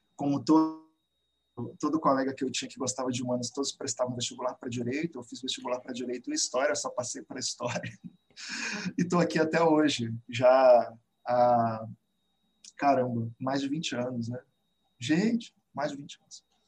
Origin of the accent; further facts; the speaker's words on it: Belo Horizonte, Minas Gerais, Brazil; moved away as an adult; also born or lived in Campinas; now in Rio de Janeiro, Brazil; eu sou nascido em Belo Horizonte, é, atualmente moro no Rio